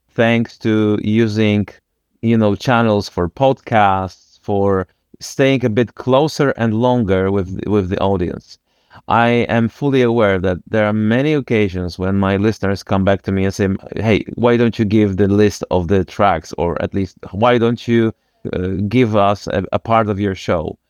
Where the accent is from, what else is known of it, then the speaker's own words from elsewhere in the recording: Wrocław, Lower Silesian Voivodeship, Poland; I come from Wrocław.